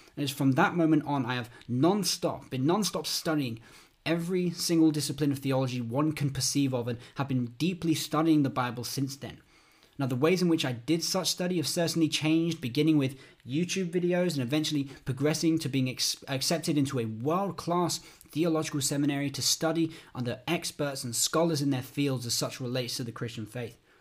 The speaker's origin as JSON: {"language": "English", "country": "United Kingdom", "also_born_or_lived": "London", "said": "I'm from the United Kingdom. I, I live in London"}